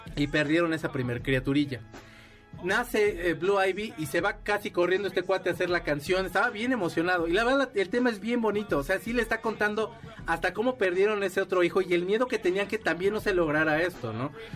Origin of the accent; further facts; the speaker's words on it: Mexico; la primera vez que salí de México, ya estaba yo bien anciano